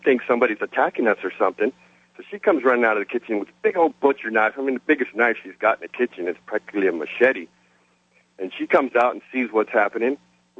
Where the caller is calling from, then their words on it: San Antonio, Texas, United States; This is …, and I'm calling from San Antonio, Texas, listening on the big blowtorch, WOAI.